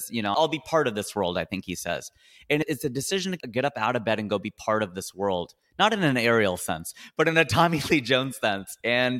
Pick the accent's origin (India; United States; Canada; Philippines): India; even though I grew up watching him playing tennis because I'm Indian